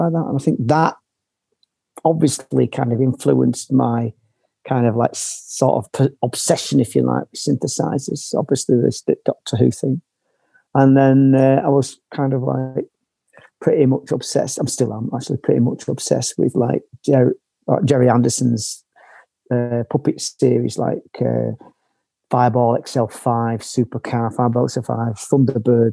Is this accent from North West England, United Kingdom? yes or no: yes; Manchester, North West England, United Kingdom; moved away as an adult; now in Berlin, Germany; I grew up in Manchester in this council house